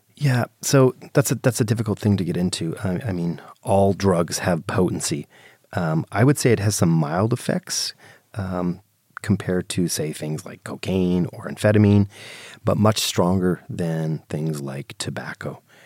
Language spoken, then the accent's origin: English; Canada; I'm Canadian